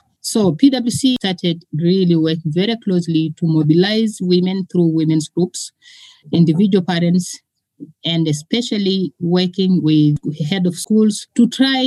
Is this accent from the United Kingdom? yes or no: no; Northern Tanzania, Tanzania; I grew up in a patriarchy society in Northern Tanzania.